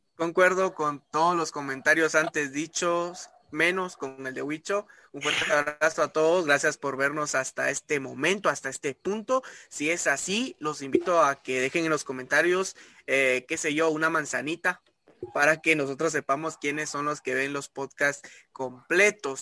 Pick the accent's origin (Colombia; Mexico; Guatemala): Guatemala; nosotros eh, como guatemaltecos